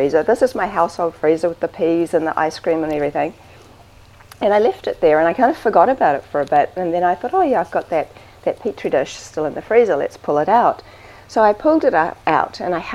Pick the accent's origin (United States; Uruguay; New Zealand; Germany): New Zealand; Yeah, I'm from New Zealand.